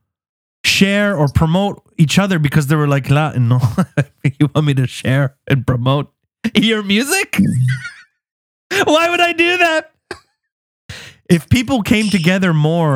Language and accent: English; Canada; as a Canadian